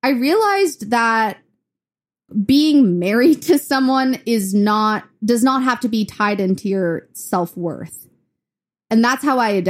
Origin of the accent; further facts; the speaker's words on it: Chennai, Tamil Nadu, India; now in Memphis, United States; So that's when we moved from India to Memphis. And, and I was in Chennai, India, which is in the south.